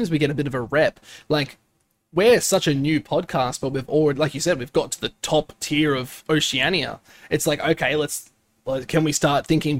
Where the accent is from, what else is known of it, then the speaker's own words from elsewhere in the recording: Brisbane, Queensland, Australia; What's wrong with Brisbane? You just dissed my hometown